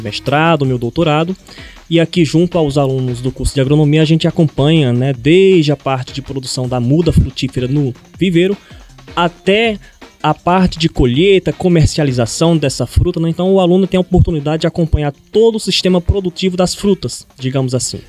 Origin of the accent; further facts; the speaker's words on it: Pernambuco, Brazil; accent: Pernambucan; moved away as an adult; also born or lived in interior of São Paulo state; por ser de origem pernambucana, o sotaque é um pouco mais carregado